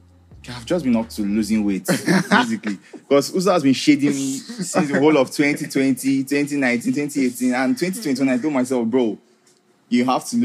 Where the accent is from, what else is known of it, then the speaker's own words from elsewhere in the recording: Enugu, Enugu State, Nigeria; I'm proud to be an Igbo boy.